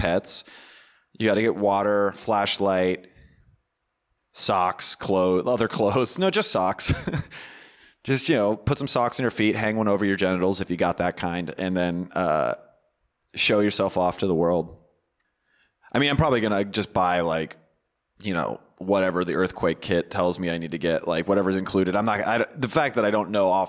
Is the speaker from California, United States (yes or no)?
yes; near Orangevale, Northern California, United States; I'm from Northern California, which is where Orangevale is. Orangevale was a neighboring city to where I grew up